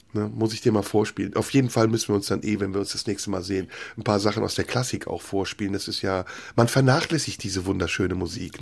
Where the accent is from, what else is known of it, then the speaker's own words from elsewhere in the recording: Germany; als wir als Kinder in Deutschland aufgewachsen sind